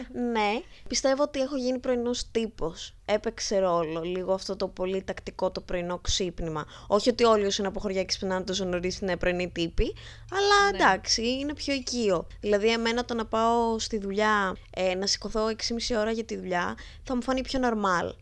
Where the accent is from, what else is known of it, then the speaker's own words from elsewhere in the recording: a village near Lamia, Central Greece, Greece; now in Athens, Greece; είμαι από Λαμία